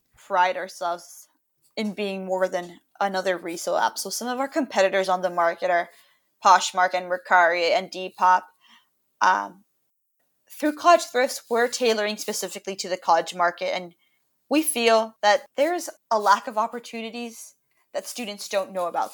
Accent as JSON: {"language": "English", "town": "Miami", "region": "Florida", "country": "United States", "tie": "born or raised there", "said": "I'm currently calling from my home in Miami, Florida, where I was born and raised"}